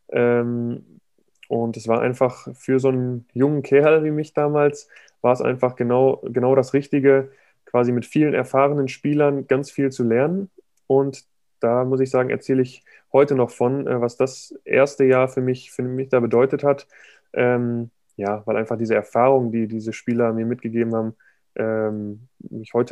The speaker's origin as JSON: {"language": "German", "town": "Dortmund", "region": "North Rhine-Westphalia", "country": "Germany", "said": "ich komme irgendwie aus, aus Dortmund."}